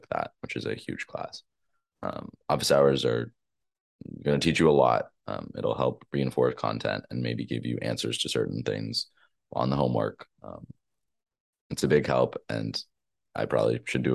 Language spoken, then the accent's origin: English; Boston, Massachusetts, United States; moved away as an adult; now in Chicago, United States; I'm from Boston